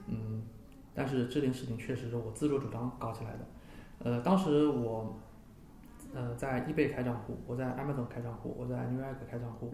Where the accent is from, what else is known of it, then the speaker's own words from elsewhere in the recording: China; moved away; also born or lived in United States; 这些东西我个人觉得都是我们中国人的骄傲